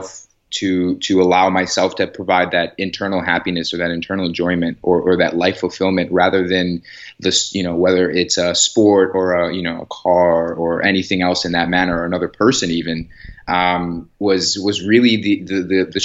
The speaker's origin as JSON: {"language": "English", "town": "Chicago", "region": "Illinois", "country": "United States", "moved": "as an adult", "lives_now": "Los Angeles, United States", "said": "I'm from the Chicago area"}